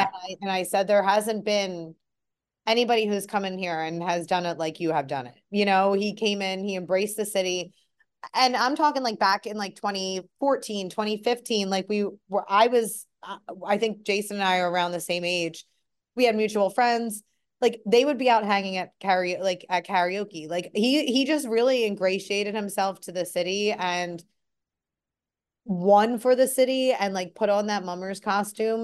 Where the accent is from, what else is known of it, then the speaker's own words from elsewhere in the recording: Philadelphia, Pennsylvania, United States; just as a Philadelphian and as an Eagles, like, a lifelong Eagles fan